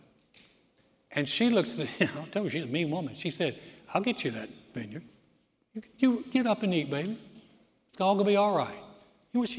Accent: the South, United States; When I grew up in the South, my parents were very Southern, very polite

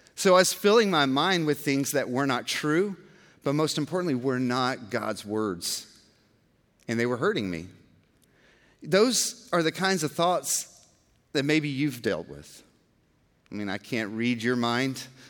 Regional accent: Georgia, United States; now in Texas, United States; I'm from Georgia and I'm in Texas

